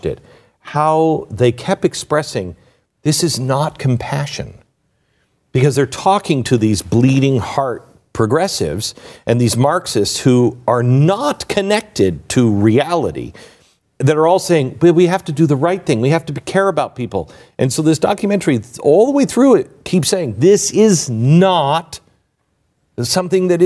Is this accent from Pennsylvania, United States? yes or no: no; Seattle, Washington, United States; moved away; I grew up in Seattle, in the Seattle area.